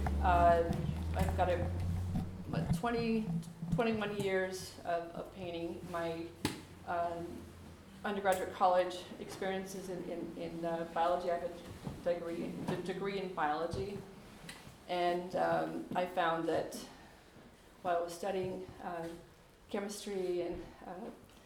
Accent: Anchorage, Alaska, United States; I was raised in Anchorage and wasn't born in Alaska

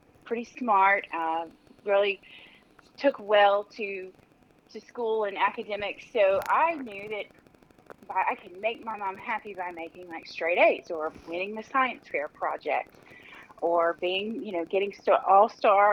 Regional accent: Mississippi Gulf Coast, United States; I'm born and raised here in Mississippi. I grew up on the Mississippi Gulf Coast in a sleepy little coastal town

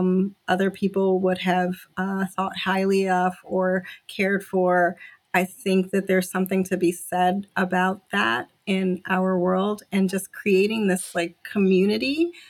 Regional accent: Jamaica; But I'm originally from Jamaica, and my dad is like, experienced so much hardship

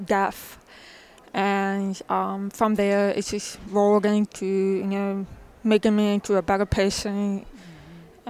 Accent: New Jersey, United States; I'm originally from New Jersey

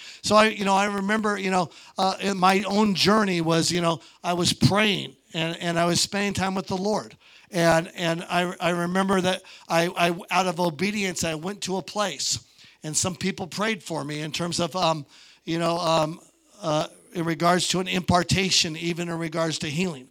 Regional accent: Montana, United States; I'm from Montana

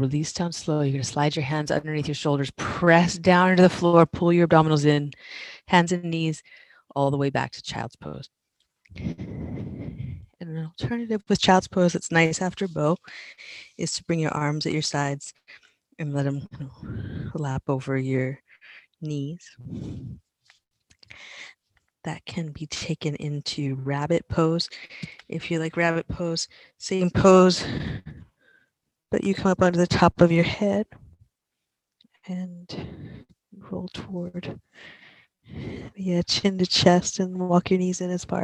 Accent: East Coast, United States; moved away; I'm from the East Coast

